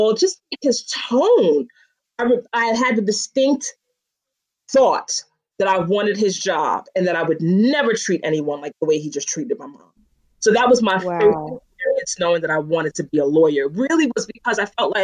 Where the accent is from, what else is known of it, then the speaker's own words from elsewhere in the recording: New York City, New York, United States; I'm born and bred in Bed-Stuy